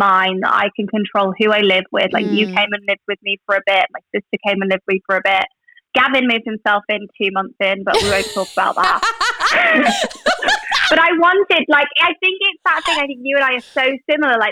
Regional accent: London, United Kingdom; now in Manchester, United Kingdom; I love living in Manchester and I grew up in London.

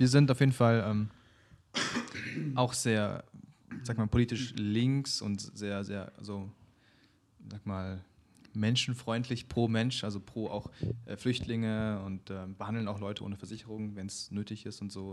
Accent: Berlin, Germany; ich bin in Berlin geboren, aber meine Eltern kommen aus der Mongolei

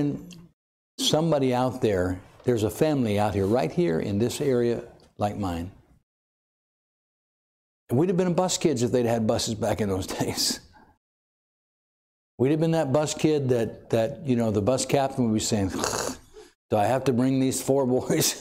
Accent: Watsonville, California, United States

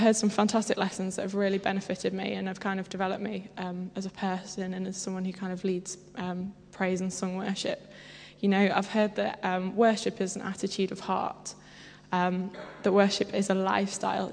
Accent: Derbyshire, East Midlands, United Kingdom; I come from Derbyshire, which is possibly the greatest place ever

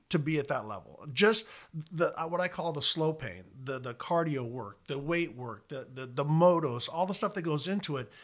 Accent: Southern California, United States; I grew up in Southern California

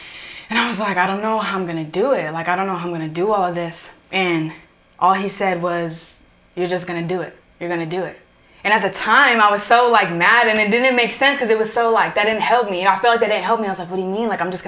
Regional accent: Oakdale, California, United States; also born or lived in Los Banos / Modesto / Houston; now in Riverbank, United States; I would say I'm from Oakdale though because that's where I lived the longest. So I would say I'm from Oakdale. Mm-hmm. Now I live Riverbank, so now I'm there, but I would say I'm from Oakdale.

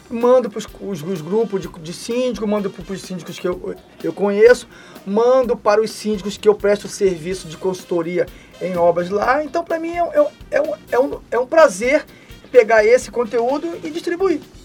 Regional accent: Rio de Janeiro, Brazil; lá na minha cidade, né, no Rio de Janeiro

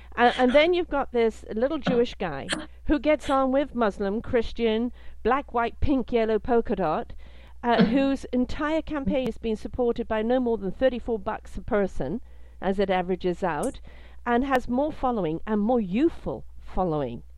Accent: United Kingdom; also born or lived in South Africa; now in Canada; I'm British, lived in South Africa, now live in Canada.

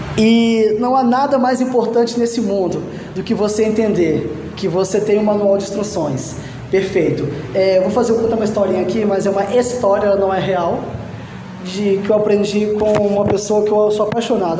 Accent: Minas Gerais, Brazil; eu sou mineiro

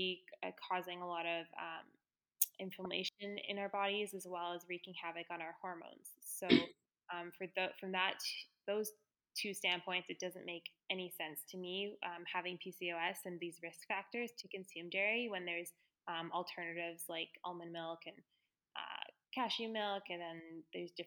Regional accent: Victoria, British Columbia, Canada; I grew up in Victoria.

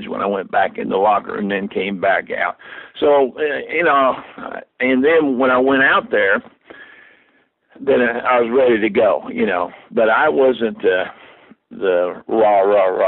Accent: Lebanon, Indiana, United States; these New Yorkers that came in here thought we were a hick town. We were

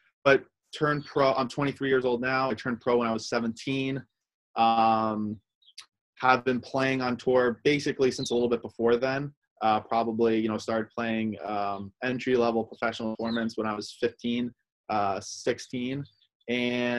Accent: Rhode Island, United States; also born or lived in Argentina; We grew up in Rhode Island

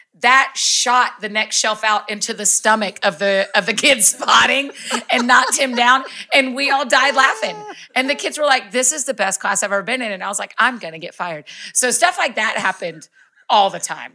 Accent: Kennesaw, Georgia, United States; also born or lived in Athens, Georgia; moved back to my hometown of Kennesaw, Marietta, Georgia

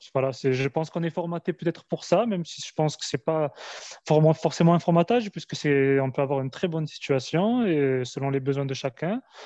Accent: France; moved away as an adult; now in Algeria; je suis euh, franco-algérien, je suis né en Algérie, je suis venu très tôt en France, où j'ai fait mes, mes études

